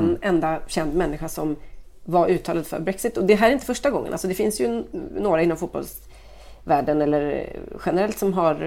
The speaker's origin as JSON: {"language": "Swedish", "country": "Sweden", "said": "jag är svensk"}